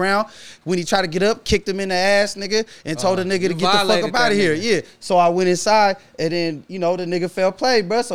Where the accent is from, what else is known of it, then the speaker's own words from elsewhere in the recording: Santa Rosa, California, United States; I'm from Rosa